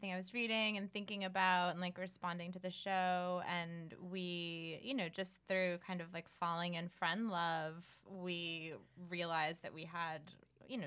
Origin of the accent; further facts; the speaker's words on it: New Hampshire, United States; now in Los Angeles, United States; I'm from New Hampshire, but I've also been in Los Angeles for a long time